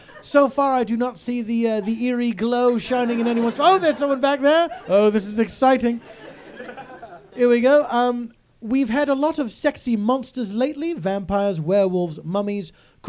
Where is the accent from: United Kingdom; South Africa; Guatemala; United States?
United Kingdom; And I say this as a British person.